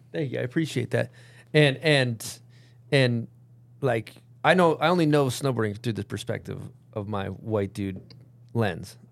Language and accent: English; United States; first language English; I'm born in America. So I learned English